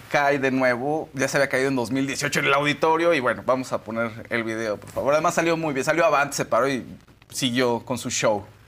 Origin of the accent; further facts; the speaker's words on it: Mexico; somos mexicanos